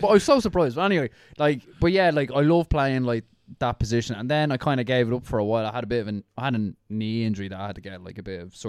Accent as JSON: {"language": "English", "town": "Dublin", "region": "Leinster", "country": "Ireland", "tie": "born or raised there", "said": "I was from Inchicore, like originally. Like, so we lived on Connolly Avenue"}